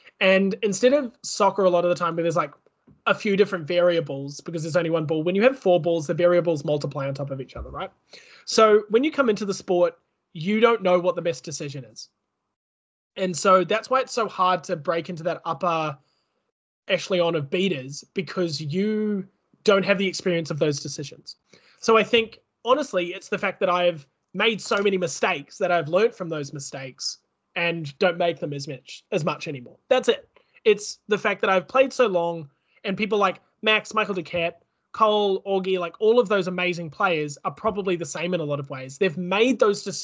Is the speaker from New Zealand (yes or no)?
yes; New Zealand; now in Australia; I am from New Zealand